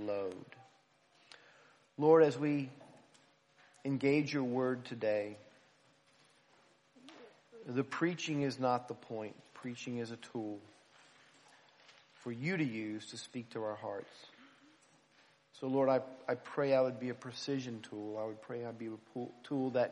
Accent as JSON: {"language": "English", "country": "United States", "lives_now": "Philadelphia, United States", "said": "being an American"}